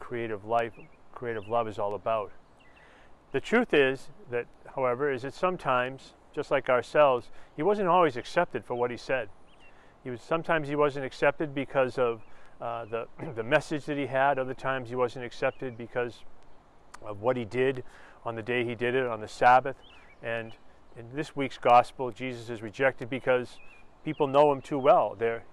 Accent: Lowell, Massachusetts, United States; an area where I grew up in Lowell, Massachusetts

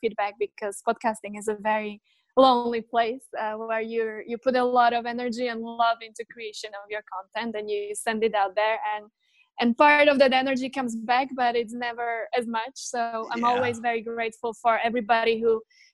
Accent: Slovakia; I was born in, or I grew up in that post-communist Central Europe when, so I was born in Czechoslovakia

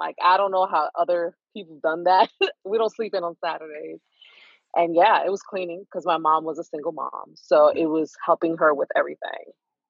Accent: New York City, New York, United States; I was born and raised in East New York, Brooklyn. Mm-hmm. The hood. The best way of adding to that is I wasn't too far from where … grew up.

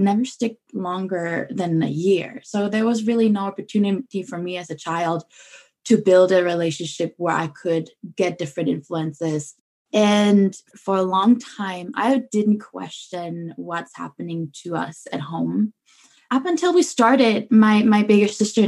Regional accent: Germany; I'm born and raised in Germany

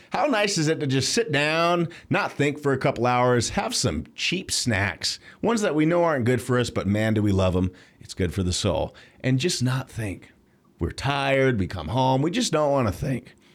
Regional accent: United States

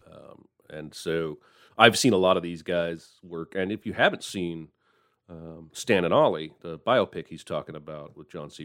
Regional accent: United States; I'm an American

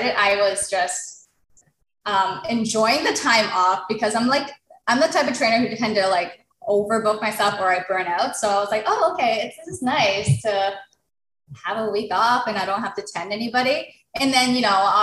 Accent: Toronto, Ontario, Canada; I was born and raised in Toronto

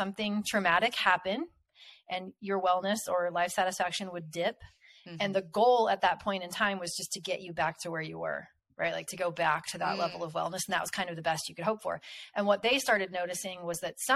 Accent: Kansas, United States; where I'm from Kansas, and we have a lot of tornadoes here

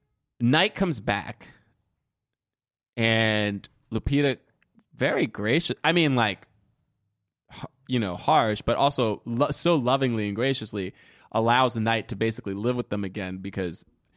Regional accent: Jamaica; I'm from Jamaica.

